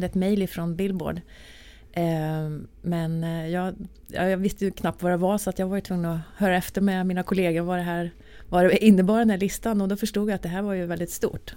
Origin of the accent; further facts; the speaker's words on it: Arvika, Värmland, Sweden; moved away as an adult; now in Stockholm, Sweden; när jag bodde då i Arvika där jag kommer ifrån